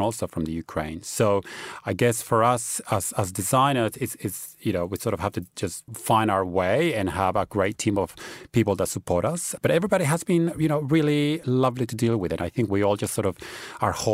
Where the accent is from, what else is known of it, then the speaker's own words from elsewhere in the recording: Australia; moved away; I grew up in Australia where it's always been a big cultural celebration